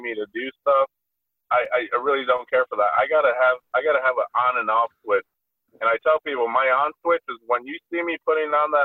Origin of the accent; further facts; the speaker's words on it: Chicago, Illinois, United States; growing up in Chicago, my family took me to like the fanciest of restaurants